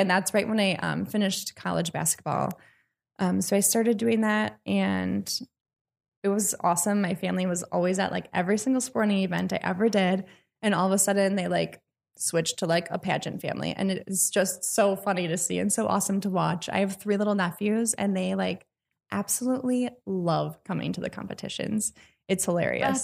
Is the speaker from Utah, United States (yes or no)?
no; Washington County, Wisconsin, United States; I've already got involved in my hometown, which is in Washington County